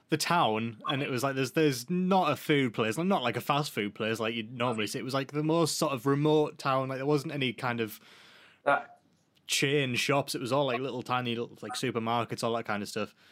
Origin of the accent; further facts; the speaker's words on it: England, United Kingdom; forgive me. I'm English.